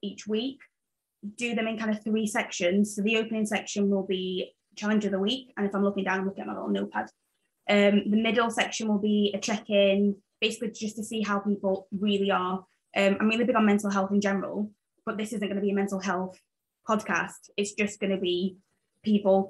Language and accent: English; Sheffield, Yorkshire and the Humber, United Kingdom; moved away as an adult; also born or lived in Zambia; now in Belfast, United Kingdom; I was born in Zambia, moved to England in Sheffield when I was 7, grew up in England, and then moved to Ireland when I was, I think, 22 or 21